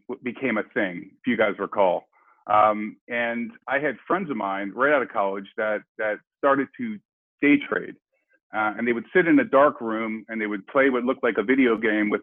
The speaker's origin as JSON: {"language": "English", "town": "Silver Spring", "region": "Maryland", "country": "United States", "tie": "born or raised there", "said": "I grew up in Silver Spring, Maryland"}